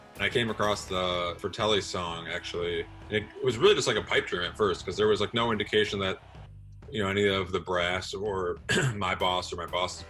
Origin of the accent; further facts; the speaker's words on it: Detroit, Michigan, United States; moved away; I grew up in Detroit, actually.